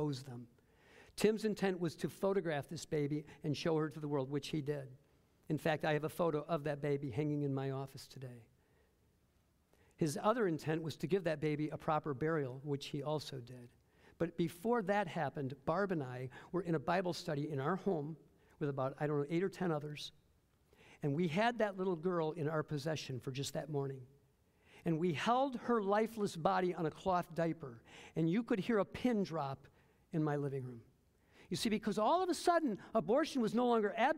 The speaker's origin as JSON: {"language": "English", "town": "Detroit", "region": "Michigan", "country": "United States", "tie": "born or raised there", "also_born_or_lived": "Fort Wayne, Indiana", "moved": "as an adult", "said": "Detroit, my hometown"}